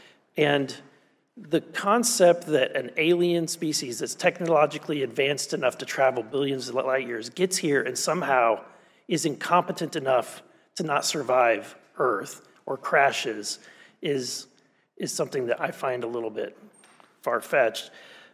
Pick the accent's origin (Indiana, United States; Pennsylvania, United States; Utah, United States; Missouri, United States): Missouri, United States; I'm from Missouri